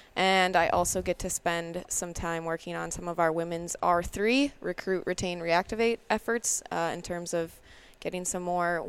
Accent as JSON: {"language": "English", "town": "Lakeville", "region": "Minnesota", "country": "United States", "tie": "born or raised there", "said": "Well, I grew up in Lakeville, Minnesota, just spending weekends in the woods and on the water with my dad."}